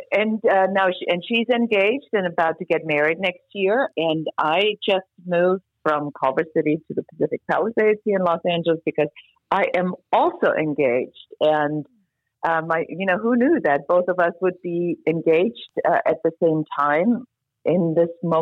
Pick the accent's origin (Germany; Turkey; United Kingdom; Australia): Germany; moved away as an adult; now in United States; I'm originally from Germany